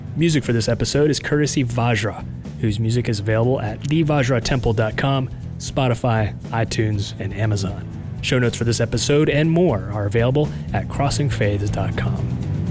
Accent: West Virginia, United States; moved away as an adult; now in Tennessee, United States; I grew up in West Virginia and I spent what, sixteen plus years now in Tennessee

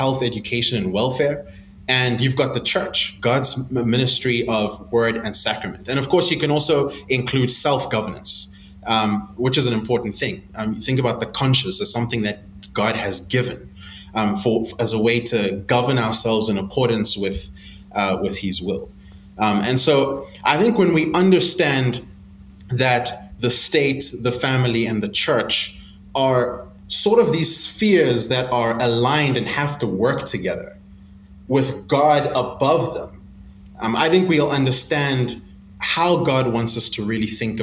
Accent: South Africa; moved away as an adult; now in Zambia; I live in Zambia, but I grew up in South Africa. And my family and I moved to South Africa just a few years after the apartheid government

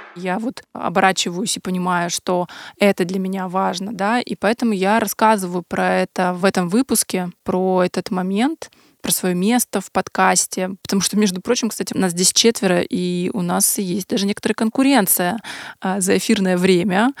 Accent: Yaroslavl, Yaroslavl Oblast, Russia; мы обе из Ярославля

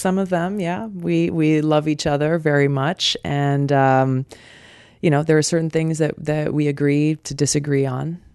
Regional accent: Hawaii, United States; Growing up in Hawaii

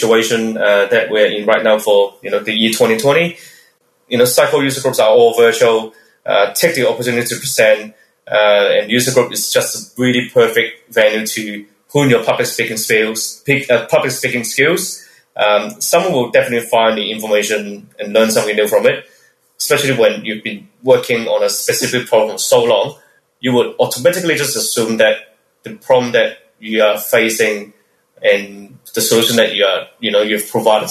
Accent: Melbourne, Victoria, Australia; I'm from Melbourne, Australia

